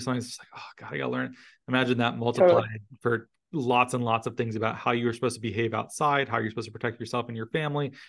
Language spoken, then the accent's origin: English; Arizona, United States; moved away; I'm from Arizona originally.